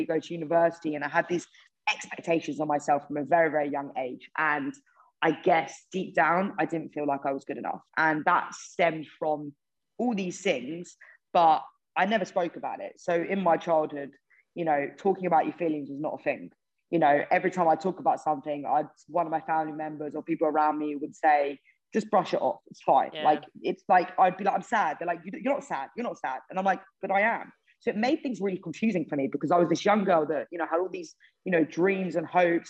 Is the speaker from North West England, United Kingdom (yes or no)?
no; Hertfordshire, North London area, East of England, United Kingdom; I'm from Hertfordshire, North London, really area